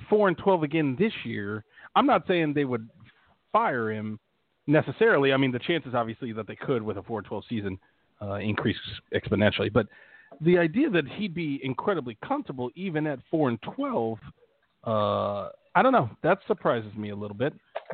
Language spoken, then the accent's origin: English; Dallas, Texas, United States; Yeah, see, I'm from Dallas, so I refuse to acknowledge that you guys have Tex-Mex food